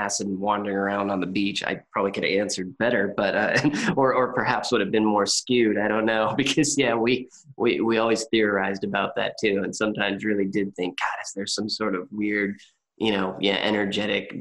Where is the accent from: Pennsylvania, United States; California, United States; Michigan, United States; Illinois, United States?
California, United States; moved away as an adult; also born or lived in Portland / Santa Barbara; growing up in California my whole life